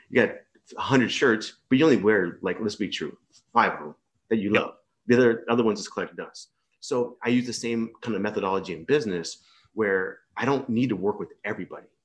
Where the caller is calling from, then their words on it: East Coast, Malaysia; So I'm on the uh, east coast of Malaysia, in uh, a little small big town.